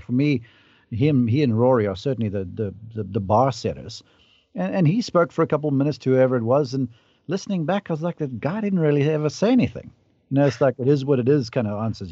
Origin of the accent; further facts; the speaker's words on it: South Africa; now in United States; I can speak to you as a South African